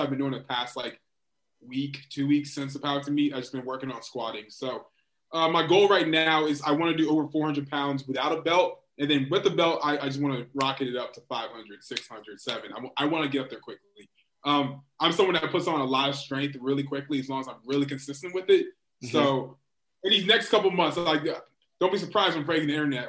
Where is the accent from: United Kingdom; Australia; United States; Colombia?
United States; Virginia Beach, Virginia; moved away; also born or lived in Washington, D.C.; I'm from Virginia Beach